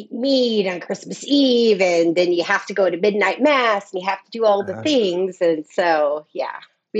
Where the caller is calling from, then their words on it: Clearwater, Florida, United States; Clearwater, Florida.